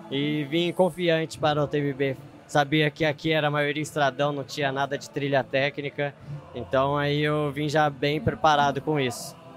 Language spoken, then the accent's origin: Portuguese; Serra da Mantiqueira, Brazil; sou da, como você disse, sou da Mantiqueira, lá é frio, acostumado com frio.